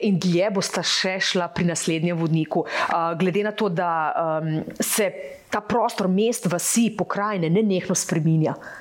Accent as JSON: {"language": "Slovenian", "country": "Slovenia", "said": "smo Slovenci"}